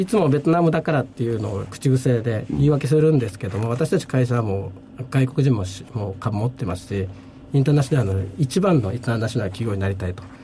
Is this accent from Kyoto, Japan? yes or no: no; Okinawa, Japan; moved away as an adult; also born or lived in Tokyo; now in Vietnam; 私は沖縄には高校までいて大学東京で